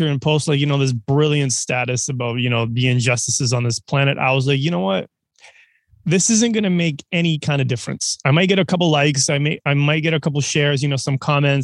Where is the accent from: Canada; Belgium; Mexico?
Canada; also born or lived in Serbia; I'm from Serbia originally, raised in Canada.